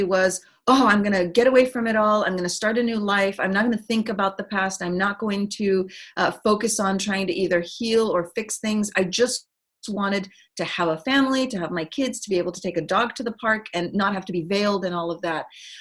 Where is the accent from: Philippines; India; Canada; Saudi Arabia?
Saudi Arabia; I was born in Saudi Arabia in the early 70s